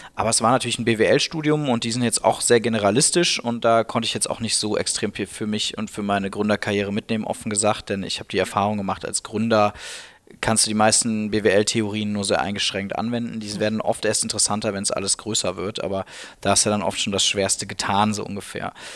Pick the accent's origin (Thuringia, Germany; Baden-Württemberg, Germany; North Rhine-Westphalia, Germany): North Rhine-Westphalia, Germany; Cologne; moved away as an adult; now in Berlin, Germany; ich bin eben Kölner